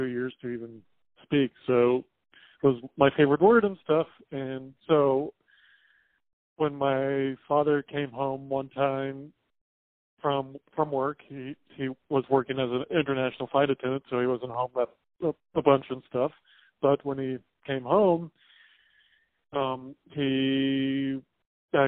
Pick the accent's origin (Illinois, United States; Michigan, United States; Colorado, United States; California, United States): Colorado, United States; Paonia; moved away as an adult; now in Buffalo, United States; I'm originally from Peonia, Colorado